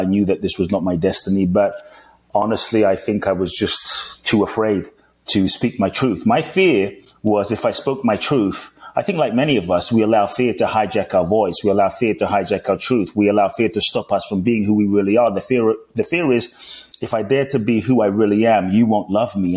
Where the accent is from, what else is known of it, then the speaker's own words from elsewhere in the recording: London, United Kingdom; also born or lived in Ghana; now in United States; I grew up in London, currently live in the US.